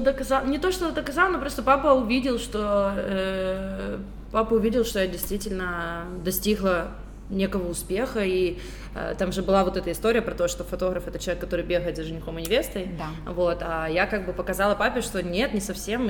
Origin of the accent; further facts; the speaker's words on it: Kyiv, Ukraine; also born or lived in Donetsk, Ukraine / Tbilisi, Georgia; я из Донецка. Я переехала в Киев, когда мне было двенадцать лет